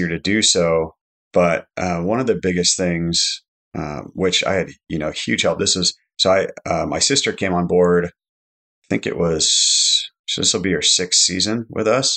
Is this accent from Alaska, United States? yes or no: yes; Alaska, United States; I grew up in Alaska my whole life.